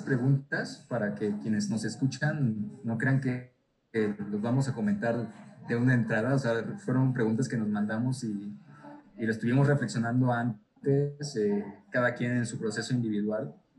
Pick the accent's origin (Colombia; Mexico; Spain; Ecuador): Mexico; Tabasco; soy tabasqueño